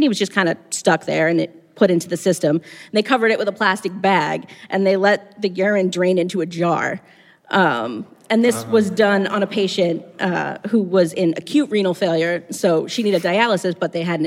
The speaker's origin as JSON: {"language": "English", "town": "Weymouth", "region": "Massachusetts", "country": "United States", "said": "I'm from Weymouth, and I work in tissue typing at a major hospital here in Boston"}